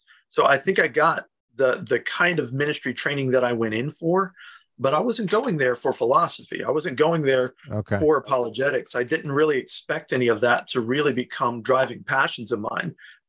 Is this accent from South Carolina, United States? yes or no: yes; South Carolina, United States; South Carolina.